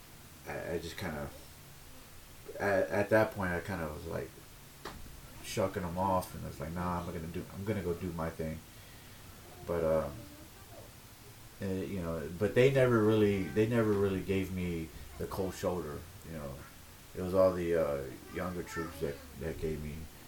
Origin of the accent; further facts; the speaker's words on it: Baytown, Texas, United States; now in San Diego, United States; I'm from Baytown, Texas, originally. I live in San Diego, California.